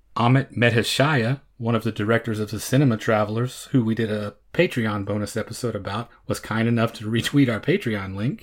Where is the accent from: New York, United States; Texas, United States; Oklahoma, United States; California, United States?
Oklahoma, United States; born and bred in Oklahoma